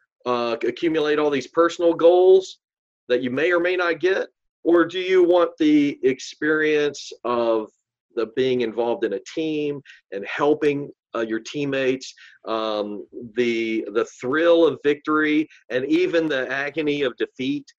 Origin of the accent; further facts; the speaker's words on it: Rio Grande Valley, Texas, United States; I'm from the Rio Grande Valley originally.